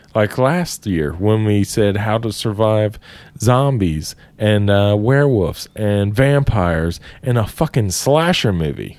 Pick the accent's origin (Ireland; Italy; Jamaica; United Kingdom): Ireland; as Irish men